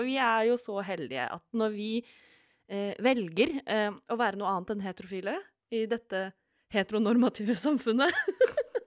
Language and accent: Norwegian; Vestfold, Norway; Jeg er fra Vestfold.